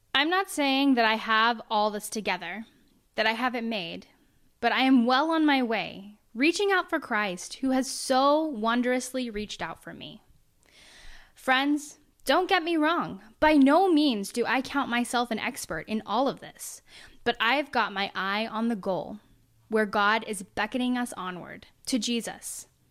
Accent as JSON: {"language": "English", "region": "Oklahoma", "country": "United States", "tie": "born or raised there", "moved": "yes", "said": "I'm from Oklahoma"}